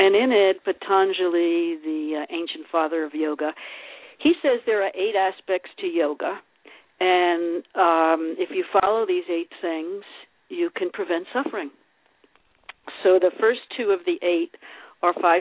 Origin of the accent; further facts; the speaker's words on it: New York City, New York, United States; moved away as an adult; now in Sedona, United States; Growing up in the Bronx